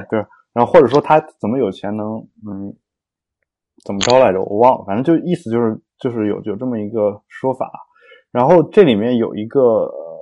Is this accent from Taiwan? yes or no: no; China; 我们都中国人嘛